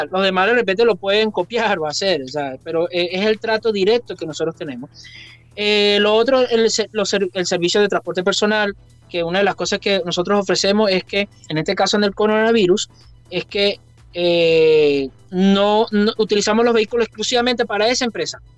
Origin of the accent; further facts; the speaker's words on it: Venezuela; moved away as an adult; la decisión cuando nos vinimos de Venezuela, la decisión cuando yo renuncié trabajando y todas esas cosas